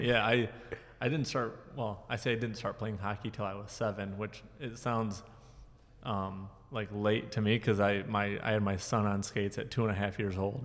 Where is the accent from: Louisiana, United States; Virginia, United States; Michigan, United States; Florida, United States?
Michigan, United States; Jackson; also born or lived in Mount Pleasant, Michigan; I grew up here in Jackson.